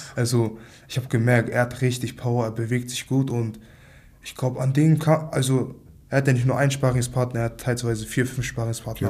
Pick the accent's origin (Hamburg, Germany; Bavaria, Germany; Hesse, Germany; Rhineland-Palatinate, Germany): Hamburg, Germany; 23 Jahre alt, aus Hamburg, aufgewachsen in Altona